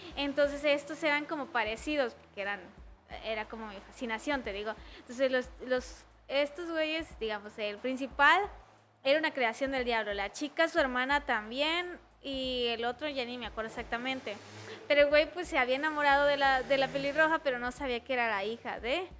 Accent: Tapachula, Chiapas, Mexico; now in Tuxtla Gutiérrez, Mexico; soy de Tapachula

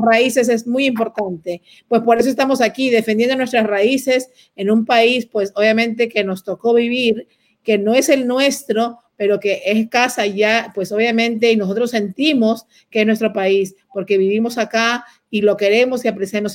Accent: Peru; now in United States; yo peruana

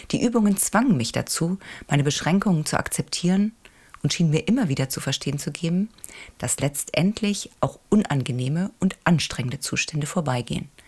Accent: Hamburg, Germany; Doch beginnen möchte ich mit einem wirklich unterhaltsamen Krimi, der mich als Hamburgerin allerdings nicht in eine ganz so ferne Welt entführt, nämlich nur ins Grindelviertel.

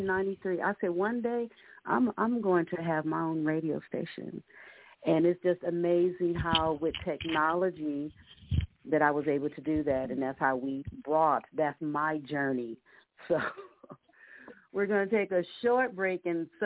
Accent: Compton, California, United States; a 16-year-old person growing up in Compton, California, and in the 90s

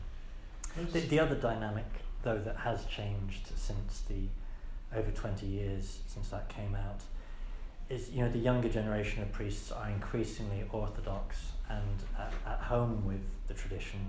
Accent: England, United Kingdom; also born or lived in United States; as an English priest

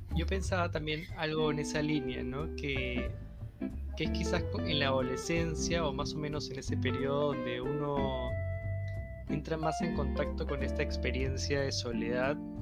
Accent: Chaclacayo, Lima, Peru; yo crecí en Chaclacayo

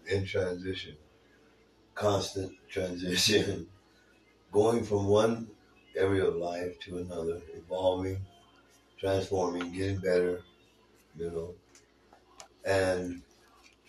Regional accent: Tucson, Arizona, United States; also born or lived in Sierra Vista, Arizona; My mother decided to come to Tucson with me and my little sister

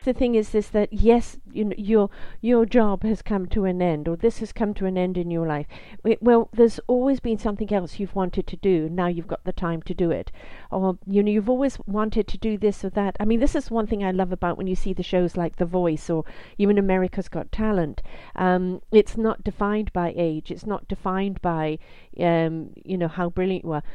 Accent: United Kingdom; moved away; I'm British

